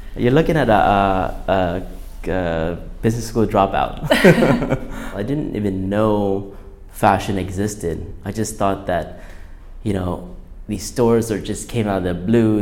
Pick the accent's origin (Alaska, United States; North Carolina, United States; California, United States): California, United States; Huntington Beach; also born or lived in Thailand; I was born in Thailand just by geography. But then um, I grew up in Southern California, Huntington Beach to be exact